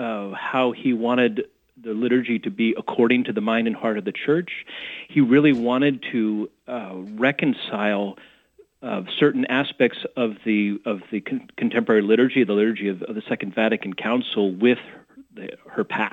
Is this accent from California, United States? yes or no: no; Corvallis, Oregon, United States; now in Milwaukie, United States; I grew up in Corvallis